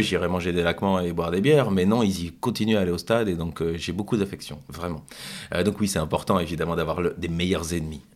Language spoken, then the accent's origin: French; Brussels, Brussels-Capital Region, Belgium; en tant que Bruxellois